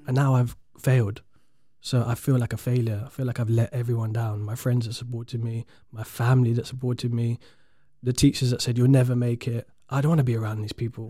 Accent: London, United Kingdom; I'm from South London

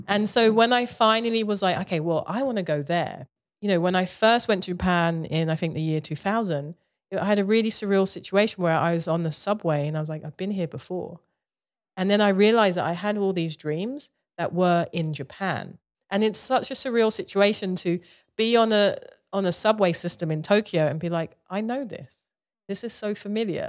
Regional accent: London, United Kingdom; moved away; I grew up in Southeast London, you know, uh, in the eighties

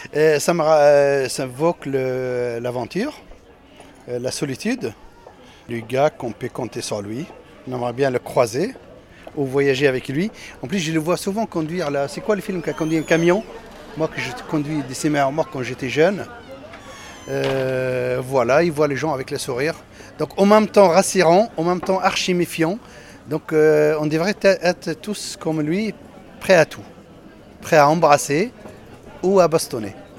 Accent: Tunisia; now in France; je suis né en Tunisie.

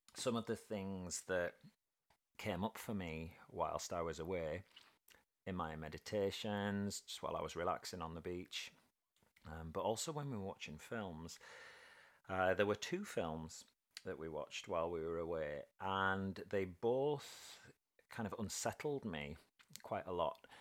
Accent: United Kingdom; being typically British

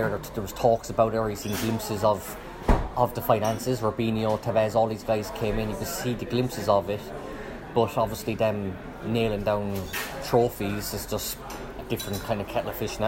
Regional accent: Cobh, Munster, Ireland; growing up in Cove, had a really, really good childhood

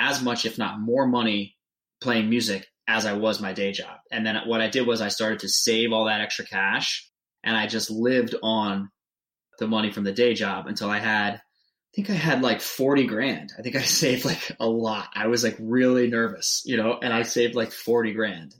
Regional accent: New Hampshire, United States; moved away as an adult; I'm from New Hampshire

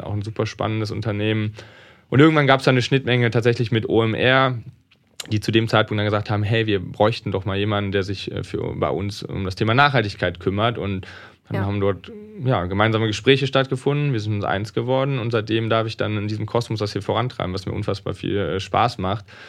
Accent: Rhineland, Germany; Ich komme aus dem Rheinland

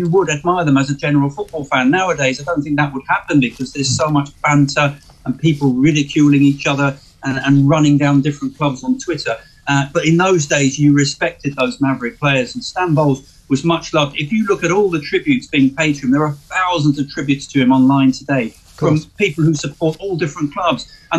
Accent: London, United Kingdom; as a young child growing up in Northwest London

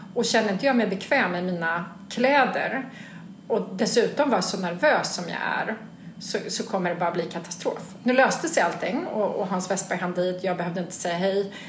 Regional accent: Sweden; en svensk liten ung flicksnärta

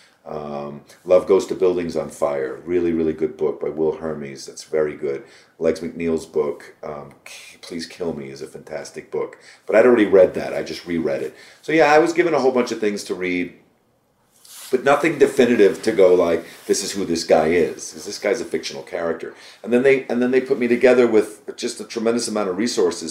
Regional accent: Union City, New Jersey, United States; I grew up in Union City, New Jersey, which is right across the river from Manhattan

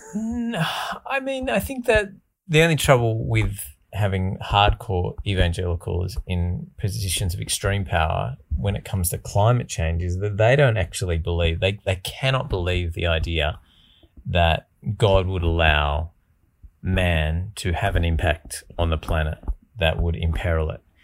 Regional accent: Australia; institutional beliefs that we sort of grew up with, pretty entrenched around being Australian

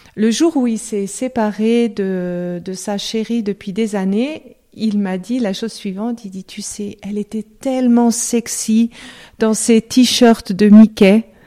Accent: Lyon, Auvergne-Rhône-Alpes, France; moved away as an adult; also born or lived in Lausanne, Switzerland / Geneva, Switzerland; je suis française, euh, je suis née à Lyon.

